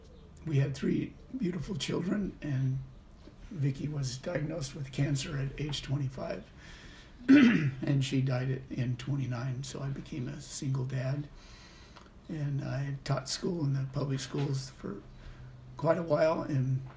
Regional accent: Idaho, United States; also born or lived in Corvallis, Oregon; I was born in Corvallis, and then we moved to Idaho

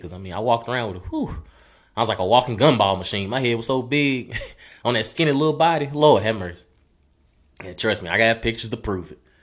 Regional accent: Maplesville, Alabama, United States; accent: country; moved away as an adult; also born or lived in Birmingham, Alabama; I was born and raised in Maplesville, um, extremely small town.

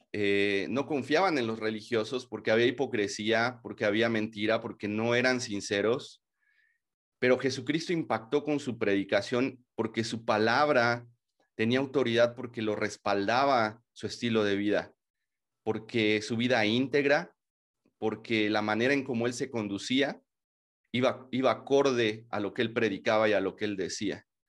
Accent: Mexico; como mexicanos

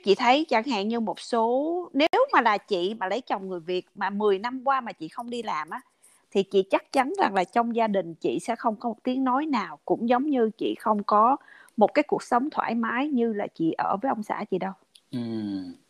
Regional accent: Vietnam; first language Vietnamese; now in United States; các người việt mình qua đây

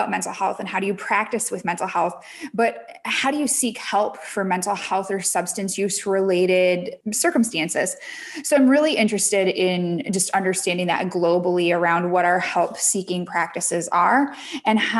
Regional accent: Michigan, United States; now in Connecticut, United States; I am from Michigan originally. Now I live in Connecticut

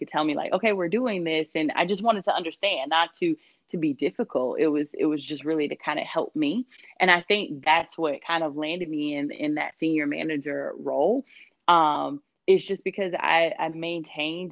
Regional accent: Georgia, United States; moved away as an adult; also born or lived in Italy; now in San Diego, United States; I was born in Italy. And then after that, probably about a few months after I was born, he ended up going into the reserve and moving to Georgia. And so that's where I grew up

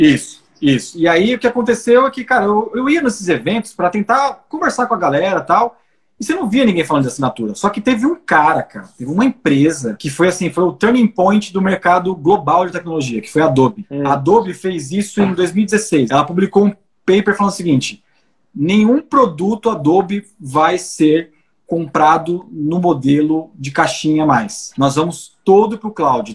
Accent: Brazil; na nossa história como brasileiro

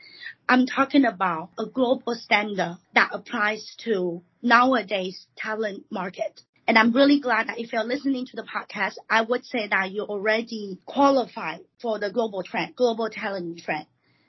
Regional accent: Taiwan; also born or lived in America / Guangzhou; now in China; I was born and raised in Taiwan and studied in America.

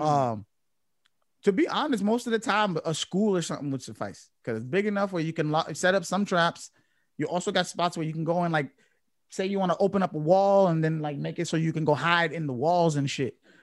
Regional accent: Chelsea, Massachusetts, United States; I grew up in Chelsea

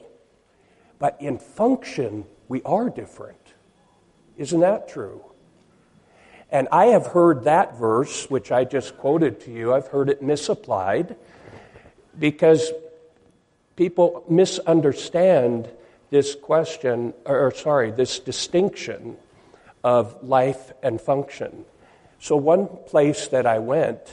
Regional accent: Seattle, Washington, United States; I come from Seattle, Washington.

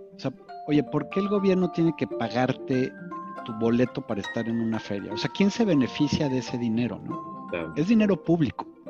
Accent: Mexico

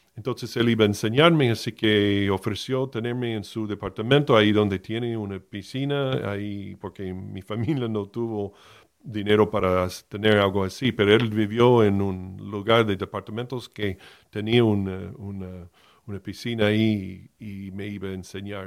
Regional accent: Miami, Florida, United States; moved away as an adult; Yo fui criado en Miami, nací en Miami de la Florida, en, del estado de Florida, en los Estados Unidos, hasta los dieciocho años

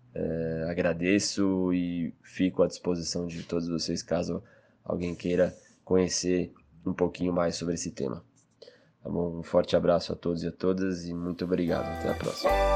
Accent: São Paulo, Brazil; Eu sou natural de São Paulo, cresci e, enfim, passei toda a minha juventude no estado de São Paulo

